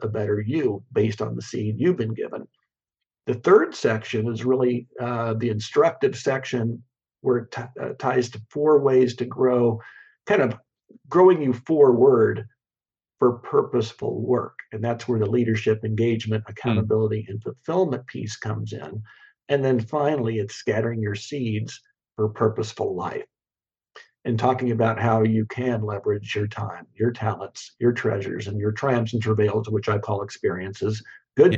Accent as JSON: {"language": "English", "region": "Kansas", "country": "United States", "tie": "born or raised there", "said": "I grew up in Kansas, and, and mm-hmm. we're a very agrarian state"}